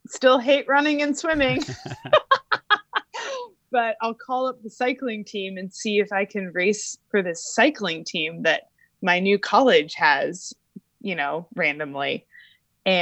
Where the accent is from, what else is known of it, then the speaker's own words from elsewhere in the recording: Albuquerque, New Mexico, United States; I grew up in Albuquerque, New Mexico